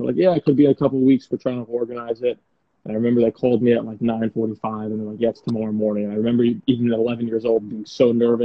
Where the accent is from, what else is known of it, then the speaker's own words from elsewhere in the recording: United States; accent: American; also born or lived in England; I speak like an American and I'm American